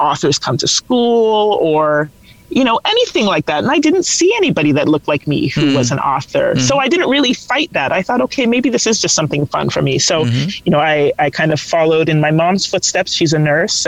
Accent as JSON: {"language": "English", "town": "London", "region": "Ontario", "country": "Canada", "tie": "born or raised there", "said": "I grew up in London, Ontario"}